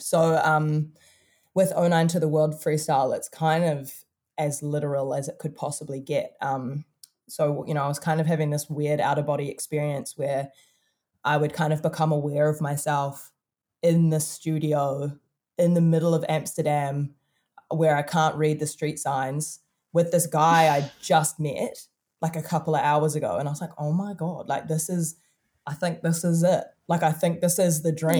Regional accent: Auckland, New Zealand; we're really from Auckland City. Like, I was born in this tiny ass country

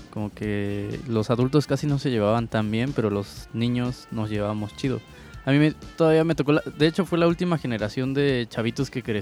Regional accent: Santa Cruz Amilpas, Oaxaca, Mexico; crecí en, en ese lugar y aparte crecí en Santa Cruz, a Milpas, pero en el lado del Infonavit, en el gueto que está ahí

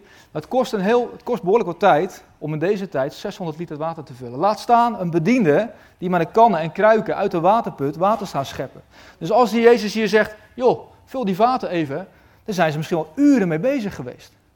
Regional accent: Westland, South Holland, Netherlands; In het Westland, waar ik vandaan kom

